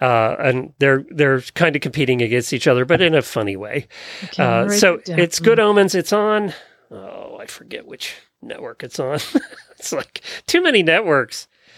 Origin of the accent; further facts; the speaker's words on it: Pennsylvania, United States; moved away; I grew up in Pennsylvania